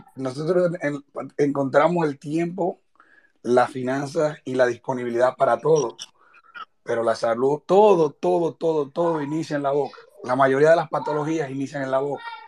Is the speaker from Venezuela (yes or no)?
no; Dominican Republic; moved away as an adult; also born or lived in Santo Domingo; now in Florida, United States; nosotros en general como dominicanos